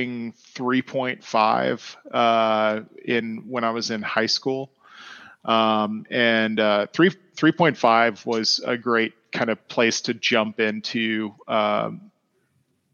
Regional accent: Atlanta, Georgia, United States; Growing up in Atlanta

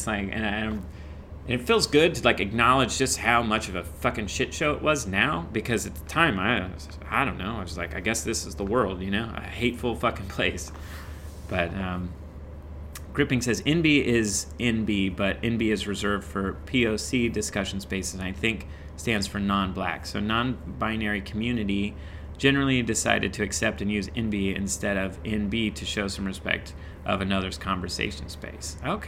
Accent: Midwest, United States; I came from the Midwest. And here's the thing, is like, for all of the horrible people that I experienced in the Midwest, there were so many good people too.

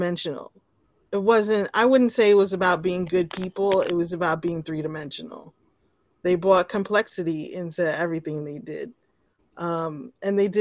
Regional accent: New York City, New York, United States; I'm from the Jamaica, Queens area.

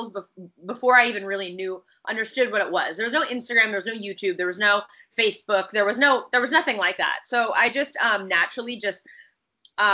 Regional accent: Washington, United States; moved away as an adult; also born or lived in Los Angeles; I'm from Washington State

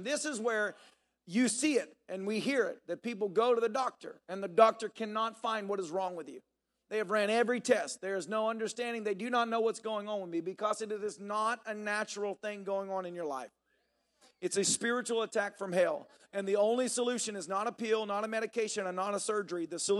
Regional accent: the South, United States; you know, I grew up in the South. I heard the sayings all the time.

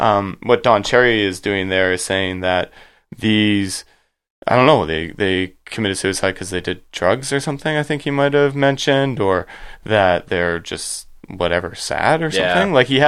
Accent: Canada; I called it in my research hanging up the skates because we're Canadian.

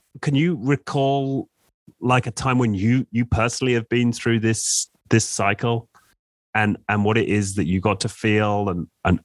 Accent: England, United Kingdom; as an Englishman

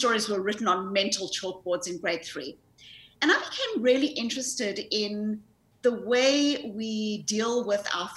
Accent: South Africa; accent: South African; moved away; I grew up in South Africa. I grew up in the white suburbs of apartheid South Africa

